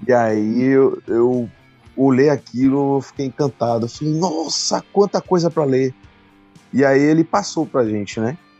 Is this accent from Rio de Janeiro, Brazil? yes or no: no; Bahia, Brazil; antigamente lá na minha cidade, né, de que é aqui hum. na Bahia